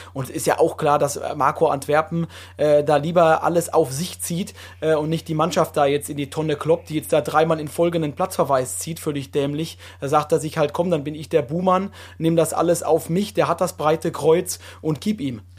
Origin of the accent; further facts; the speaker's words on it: southwest Germany, Germany; now in Munich, Germany; ich bin ja auch aus dem Südwesten Deutschlands